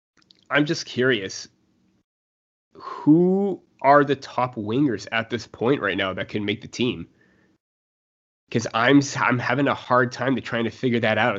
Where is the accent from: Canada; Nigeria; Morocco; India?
Canada; Especially as a Canadian, hockey connection and everything like that.